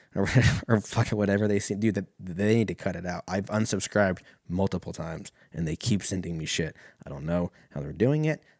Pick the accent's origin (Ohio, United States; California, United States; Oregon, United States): Oregon, United States; I'm from Oregon.